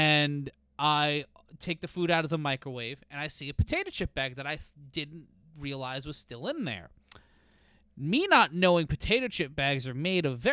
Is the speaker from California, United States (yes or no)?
no; New York City, New York, United States; I live in a small apartment in Brooklyn.